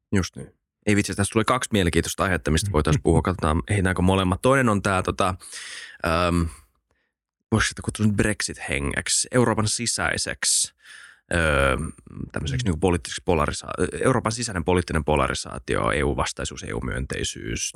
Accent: Helsinki, Uusimaa, Finland; Helsinki on tietenkin mun kotikaupunki

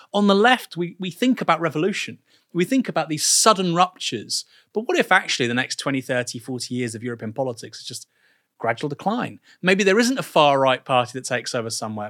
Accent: England, United Kingdom; I actually like think of myself as an English person

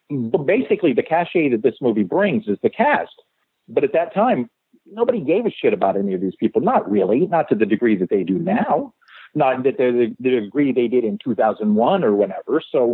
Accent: Winnipeg, Manitoba, Canada; You know, I'm from Winnipeg, Manitoba, Canada. It's a place that, you know, that I love dearly, but that few people visit because it's a hard and cold town in the middle of Canada, not far from Fargo.

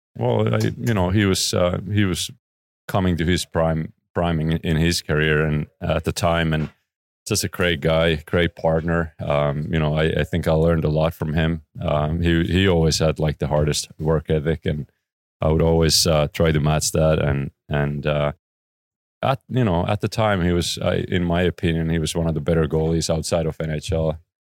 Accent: Oulu, North Ostrobothnia, Finland; moved away as an adult; close to my hometown, Oulu. Um, that's where I was born.

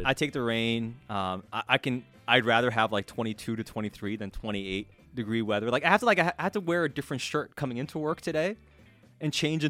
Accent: Sweden; moved away; I grew up in Sweden.

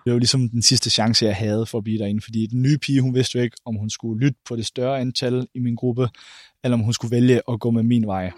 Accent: Randers, Central Denmark Region, Denmark; jeg er 24 år gammel, og jeg kommer fra Randers

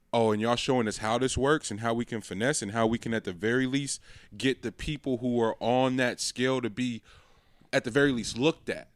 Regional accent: the Bay Area, California, United States; we're from the Bay

